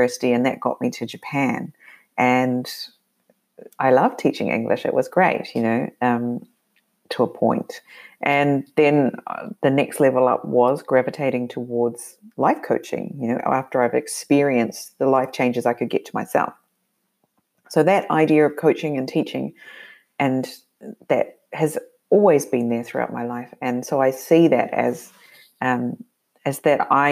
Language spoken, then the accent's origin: English; New Zealand; moved away; I grew up living in New Zealand. I grew up being very mobile, though, within that country.